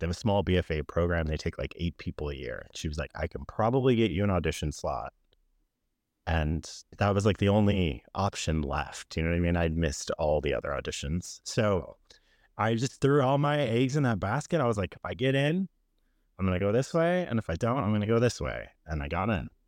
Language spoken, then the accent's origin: English; Chicago, Illinois, United States; moved away as an adult; also born or lived in Florida; born and raised in Chicago, I left when I was eighteen for school